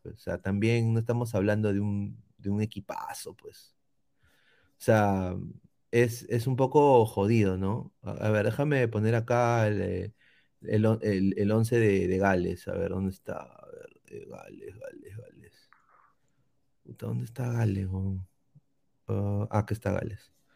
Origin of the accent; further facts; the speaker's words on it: Peru; como peruano